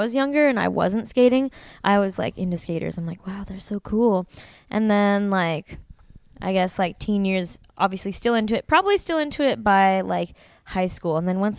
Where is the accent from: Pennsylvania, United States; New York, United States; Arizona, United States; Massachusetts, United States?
Arizona, United States; moved away as an adult; also born or lived in Tempe, Arizona; now in Long Beach, United States; Well, I was born and raised in Arizona. I just moved to Long Beach less than a month ago